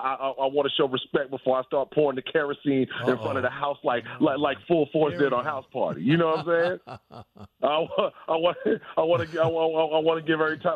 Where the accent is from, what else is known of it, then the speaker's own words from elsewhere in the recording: New York, United States; Look, I'm from New York, man.